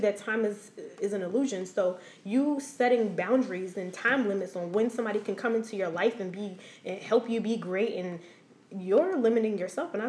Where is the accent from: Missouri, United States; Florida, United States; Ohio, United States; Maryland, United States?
Maryland, United States; Silver Spring; I'm from Silver Spring